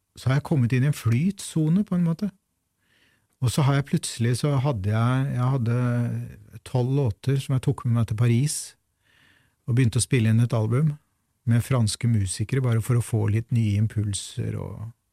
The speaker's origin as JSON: {"language": "Norwegian", "town": "Fredrikstad", "region": "Østfold", "country": "Norway", "tie": "born or raised there", "moved": "yes", "said": "jeg i sin tid ble født og vokste opp i Fredrikstad"}